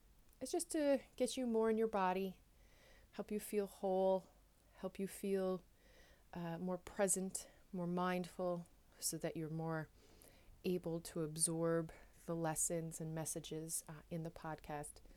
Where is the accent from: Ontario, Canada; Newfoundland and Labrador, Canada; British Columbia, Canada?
Newfoundland and Labrador, Canada; now in Netherlands